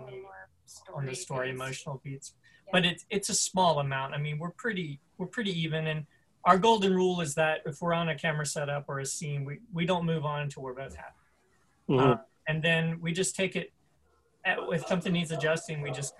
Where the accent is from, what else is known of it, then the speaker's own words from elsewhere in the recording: the South, United States; we're both Southern, we're from the South